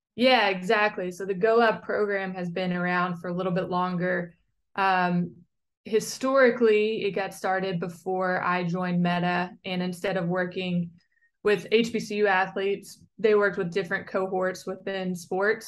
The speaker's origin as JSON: {"language": "English", "region": "Western Kentucky", "country": "United States", "tie": "born or raised there", "also_born_or_lived": "Durham, North Carolina / Chicago", "moved": "as an adult", "said": "I'm a very proud Kentucky native"}